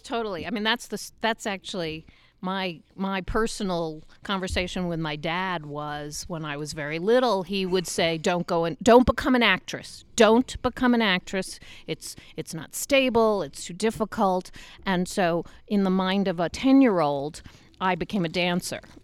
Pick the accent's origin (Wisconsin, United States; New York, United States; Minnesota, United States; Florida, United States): New York, United States; New York City; moved away as an adult; now in Utah, United States; I grew up in New York. I always lived in New York.